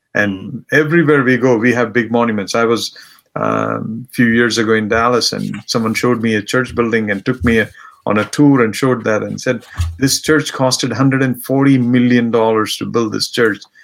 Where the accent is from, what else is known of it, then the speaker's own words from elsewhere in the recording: India; now in United States; I come from India, and this is what my background was, and this is where I came from